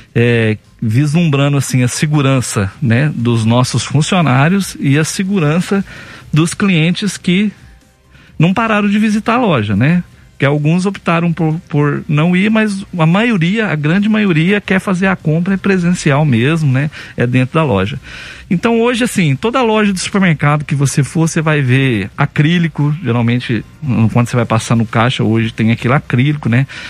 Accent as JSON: {"language": "Portuguese", "town": "Campo Belo", "region": "Minas Gerais", "country": "Brazil", "tie": "born or raised there", "said": "na minha cidade natal, por exemplo, Campo Belo"}